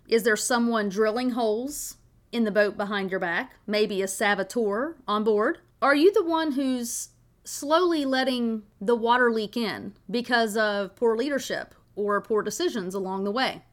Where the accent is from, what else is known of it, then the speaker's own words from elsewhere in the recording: Tennessee, United States; moved away; I grew up on the Tennessee River